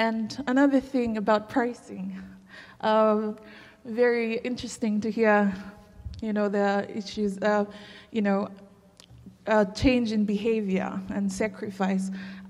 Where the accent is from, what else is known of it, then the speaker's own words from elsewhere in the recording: Fiji; I'm from Fiji.